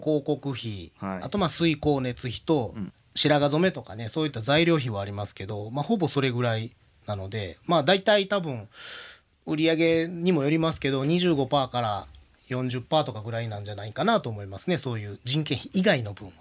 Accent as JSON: {"language": "Japanese", "region": "Osaka", "country": "Japan", "said": "私大阪人であの小さい時から阪神ファンなので"}